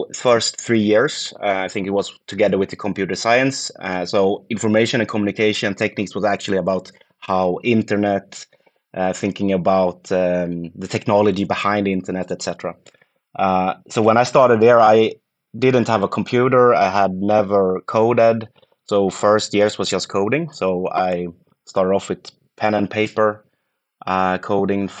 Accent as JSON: {"language": "English", "town": "Gothenburg", "region": "Västra Götaland", "country": "Sweden", "also_born_or_lived": "Lund", "moved": "as an adult", "said": "I'm from Gothenburg and ended up in Lund studying."}